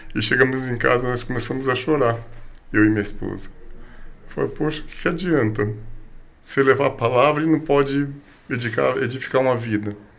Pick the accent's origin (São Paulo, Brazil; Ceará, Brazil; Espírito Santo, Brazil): São Paulo, Brazil; Nasci e me criei em Guianazes